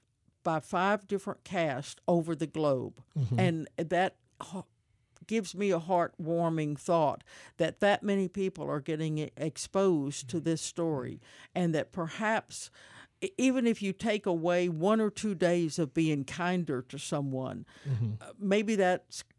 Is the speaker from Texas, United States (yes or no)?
yes; Houston, Texas, United States; It reminds me of the neighborhood I grew up in the Heights.